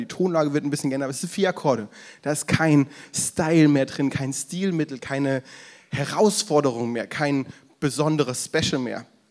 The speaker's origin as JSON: {"language": "German", "area": "the South, parents from Franconia", "region": "Southern Germany", "country": "Germany", "moved": "yes", "lives_now": "Berlin area, Germany", "said": "Ich komme ja ursprünglich aus dem Süden, meine Eltern aus dem Frankenland"}